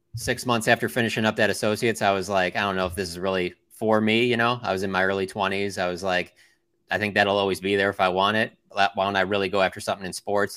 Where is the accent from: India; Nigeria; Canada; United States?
United States; Detroit, Michigan; I'm actually from Detroit